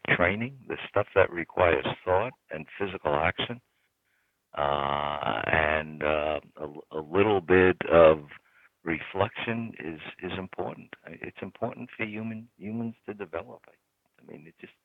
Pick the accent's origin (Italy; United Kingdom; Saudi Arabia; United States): United States; New York City, New York; we grew up in New York City